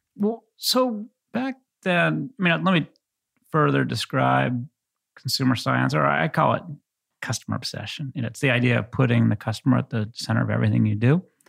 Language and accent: English; New England, United States; moved away as an adult; also born or lived in Bay Area; I grew up in New England